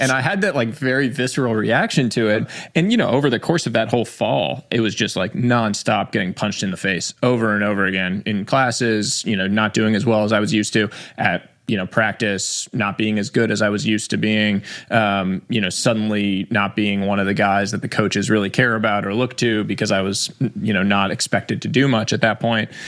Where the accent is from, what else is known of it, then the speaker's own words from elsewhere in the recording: New York City, New York, United States; I was born in New York City